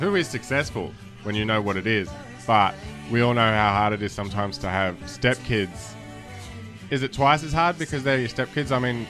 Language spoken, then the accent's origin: English; Sydney, New South Wales, Australia; also born or lived in Streatham, London; I'm from Mount Druitt, remember?